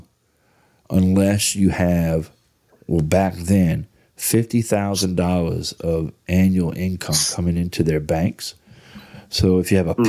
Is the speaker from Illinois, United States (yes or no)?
no; New Orleans, Louisiana, United States; moved away; So I grew up in New Orleans. I went to school in New Orleans.